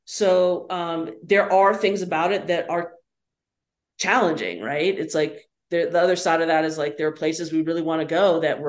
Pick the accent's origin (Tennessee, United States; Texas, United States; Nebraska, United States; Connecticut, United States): Tennessee, United States; Nashville; also born or lived in Rochester, New York / Los Angeles, California / Chicago; growing up in Nashville, of course, I knew Victor Wooten.